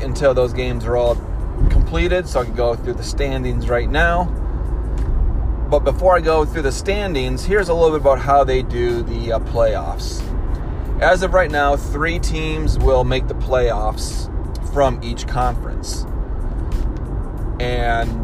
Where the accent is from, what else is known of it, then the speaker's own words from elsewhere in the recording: Michigan, United States; also born or lived in Chicago area; now in Chicago, United States; I'm originally from Michigan